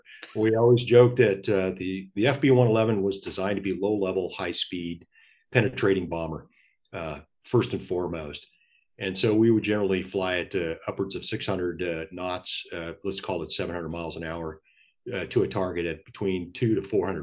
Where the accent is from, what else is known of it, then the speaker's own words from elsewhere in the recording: San Diego, California, United States; moved away; I hail from San Diego